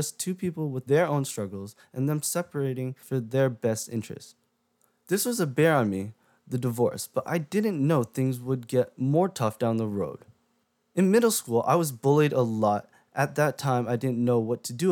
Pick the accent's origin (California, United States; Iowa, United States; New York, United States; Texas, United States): California, United States; also born or lived in Japan; I was brought back to California and lived here for the past 17 years of my life